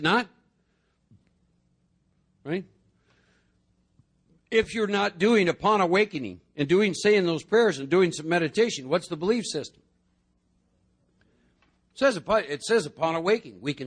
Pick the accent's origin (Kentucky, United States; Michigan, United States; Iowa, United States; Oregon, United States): Iowa, United States; I was born and raised in Iowa.